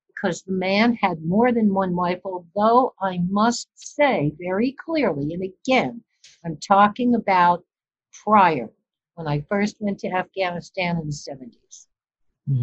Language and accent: English; New York City, New York, United States; I was born in Brooklyn, New York